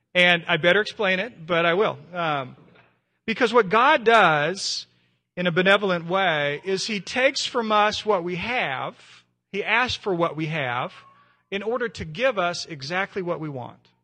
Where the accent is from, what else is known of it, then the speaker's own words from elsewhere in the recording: United States; being an American